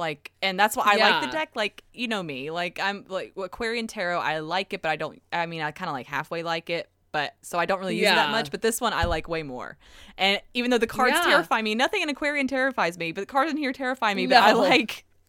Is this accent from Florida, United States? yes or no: yes; Orlando, Florida, United States; I was from Orlando area, so it's super Florida.